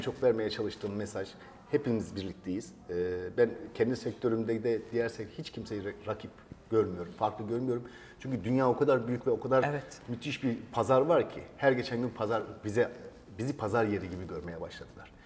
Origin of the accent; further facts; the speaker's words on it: Seydişehir, Konya, Turkey; Ee, ben Seydişehir Konya doğumluyum